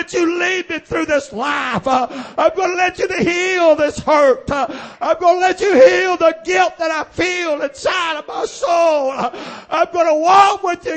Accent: Oakdale, Louisiana, United States; also born or lived in Sugartown; I was raised around Oakdale, born at Sugartown, raised around Oakdale

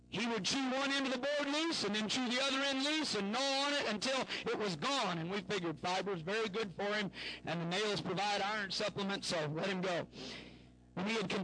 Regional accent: Southern Illinois, United States; I grew up in Southern Illinois

